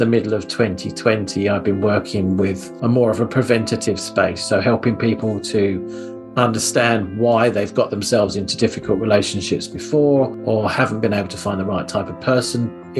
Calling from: East of England, United Kingdom; I'm based in Hertfordshire, which is lovely and sunny Hertfordshire today.

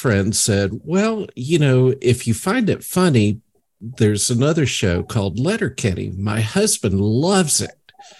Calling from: South Carolina, United States; South Carolina.

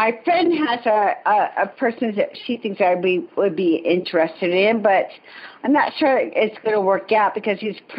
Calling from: Salt Lake City, Utah, United States; I am calling from Salt Lake City, Utah.

